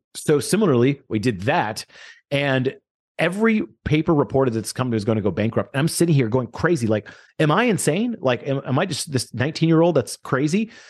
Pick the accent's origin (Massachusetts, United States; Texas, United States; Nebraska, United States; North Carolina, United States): Texas, United States; Houston; I grew up in Houston